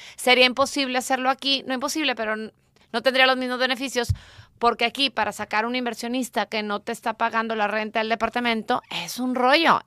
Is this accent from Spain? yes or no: no; Mexico; now in United States; como buena mexicana que soy y amo este país